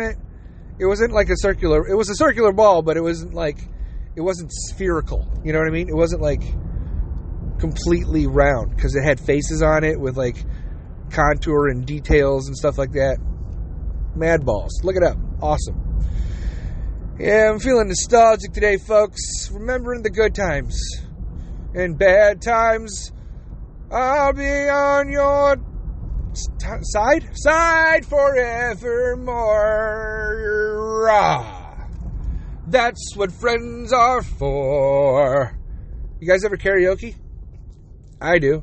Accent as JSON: {"language": "English", "country": "United States", "said": "I'm American. I'm also Jewish"}